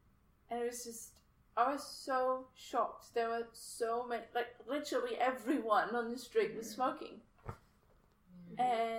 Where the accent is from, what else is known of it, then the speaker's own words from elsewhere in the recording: Germany; now in Australia; So I am from Germany.